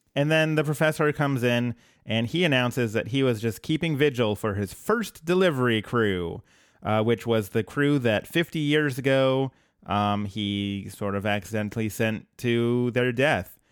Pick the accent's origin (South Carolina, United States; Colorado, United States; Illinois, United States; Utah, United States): Colorado, United States; now in Portland, United States; I'm from Colorado originally.